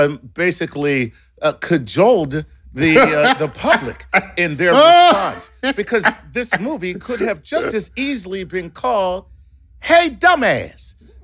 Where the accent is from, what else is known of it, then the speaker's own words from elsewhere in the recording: Philadelphia, Pennsylvania, United States; Yeah, I'm from Philly too